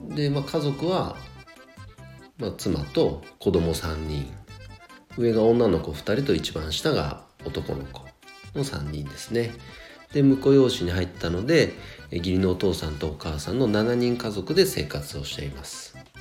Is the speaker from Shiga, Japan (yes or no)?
no; Nagano, Japan; 長野県で生まれて、えー、長野市出身なんですが、えー、もう大学四年間以外はずっと長野在住です